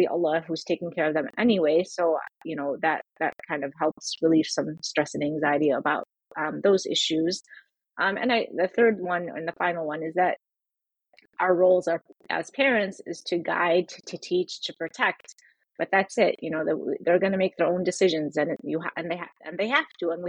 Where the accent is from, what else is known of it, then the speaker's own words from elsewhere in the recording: Chicago, Illinois, United States; also born or lived in Syria / Michigan; my family moved here when I was 4